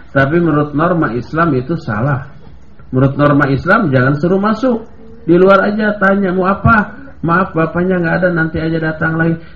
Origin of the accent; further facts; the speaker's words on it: West Java, Indonesia; Saya lewat sebagai orang Sunda, saya lewat nyebut punten sambil membungkuk.